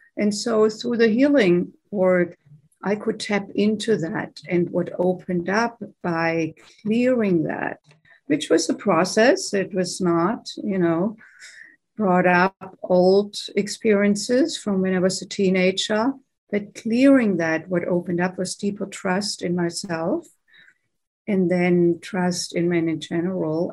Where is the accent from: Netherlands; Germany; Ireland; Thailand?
Germany; English is a second language; moved away as an adult; now in United States; I grew up in Germany, as you may be able to tell from my accent. Grew up there and came to the United States in my late 20s